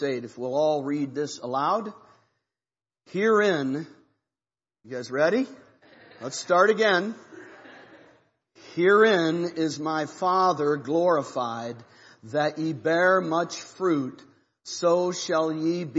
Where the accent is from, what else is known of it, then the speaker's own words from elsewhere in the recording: Ohio, United States; now in Missouri, United States; I'm from Ohio. It's Missouri where we live.